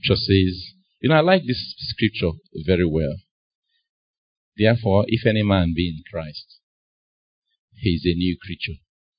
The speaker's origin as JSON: {"language": "English", "town": "Nnewi", "region": "Anambra", "country": "Nigeria", "said": "When she realized that I was from Newi"}